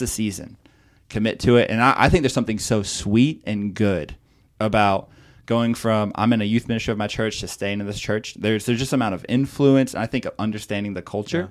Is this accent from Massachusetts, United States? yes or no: no; Okeechobee, Florida, United States; moved away as an adult; also born or lived in Chicago; I grew up in Okeechobee, Florida